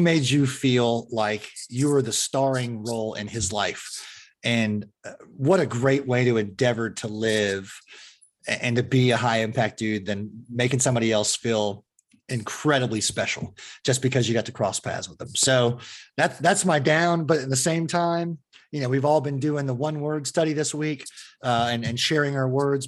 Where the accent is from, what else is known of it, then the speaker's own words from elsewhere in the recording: Fremont, California, United States; I grew up in the Fremont area, which is uh, opposite of the bay from San Francisco